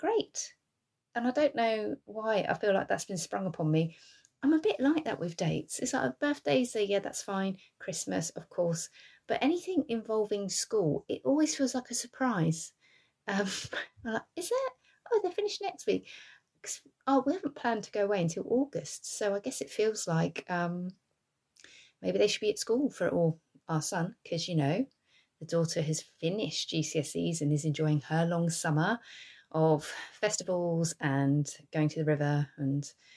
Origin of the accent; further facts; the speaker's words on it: England, United Kingdom; I'm English. We don't have fans in our houses